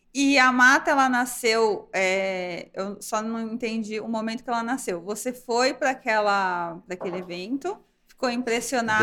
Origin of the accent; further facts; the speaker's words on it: Brazil; como brasileira